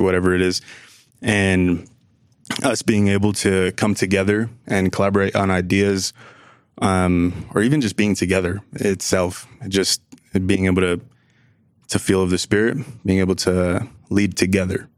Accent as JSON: {"language": "English", "region": "New Jersey", "country": "United States", "moved": "yes", "lives_now": "Utah, United States", "said": "I'm originally from New Jersey, but I'm here in Utah"}